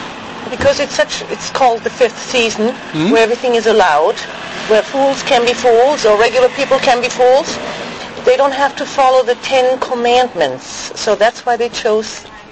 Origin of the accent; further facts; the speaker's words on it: Franconia, Bavaria, Germany; now in Hesse, Germany; here in Hesse, I usually have to say Krepper. And then when I go back to my hometown, which is in Franconia, I have to say Krapfen.